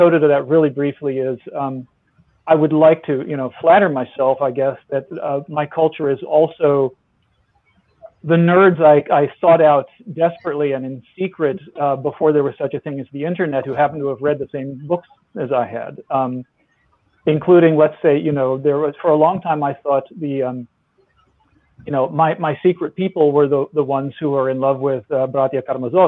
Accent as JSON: {"language": "English", "region": "the American South", "country": "United States", "said": "I'm a Southerner, you know, I'm a Southerner born in the late 60s"}